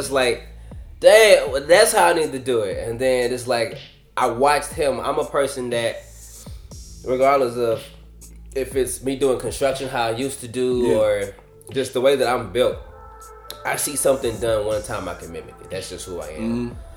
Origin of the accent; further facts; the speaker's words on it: St. Louis, Missouri, United States; moved away as an adult; also born or lived in Chicago, Illinois; now in Los Angeles, United States; straight out of the Lou